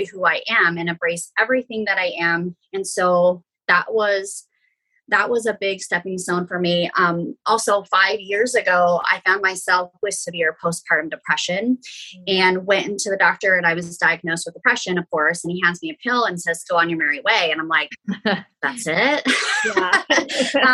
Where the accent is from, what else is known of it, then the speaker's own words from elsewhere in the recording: Idaho, United States; I was born and raised in Idaho. I'm a small town girl.